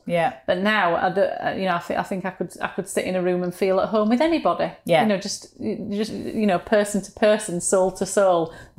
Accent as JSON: {"language": "English", "region": "Yorkshire and the Humber", "country": "United Kingdom", "accent": "Yorkshire", "said": "sound of my own voice, you know, the Yorkshireness of it. But now I don't mind it at all. It's just my accent"}